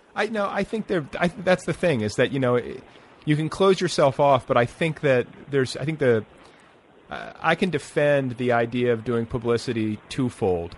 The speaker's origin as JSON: {"language": "English", "region": "Indiana", "country": "United States", "also_born_or_lived": "Colorado", "moved": "as an adult", "said": "I was from Indiana"}